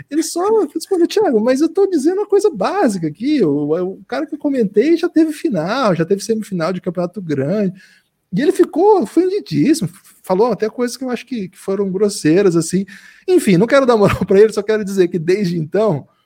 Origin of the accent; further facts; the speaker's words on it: Paraná, Brazil; eu sou do Paraná, então ouço falar dele já há um tempo